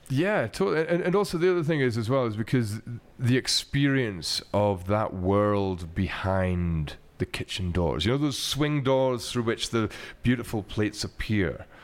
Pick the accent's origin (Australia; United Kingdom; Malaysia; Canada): United Kingdom; Glasgow, Scotland; what I grew up with in Glasgow